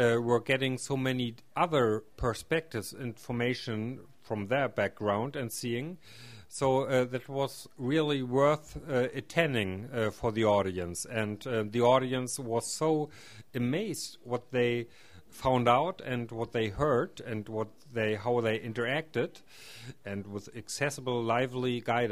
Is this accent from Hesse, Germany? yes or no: no; Schwerin, Mecklenburg-Vorpommern, Germany; I come from the Schwerin area, which is close to Hamburg in Germany.